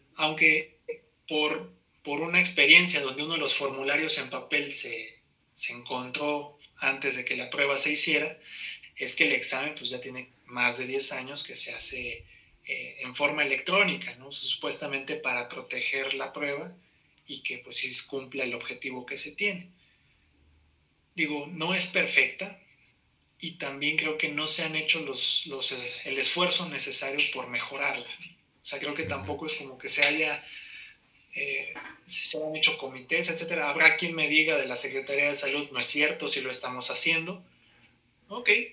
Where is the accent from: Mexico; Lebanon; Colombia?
Mexico; Saltillo, Coahuila; moved away as an adult; now in Mexico City, Mexico; yo soy originario de Saltillo, Coahuila